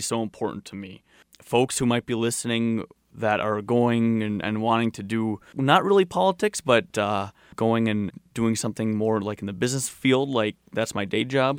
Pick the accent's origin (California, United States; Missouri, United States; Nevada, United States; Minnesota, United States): Minnesota, United States; Duluth; I grew up in Duluth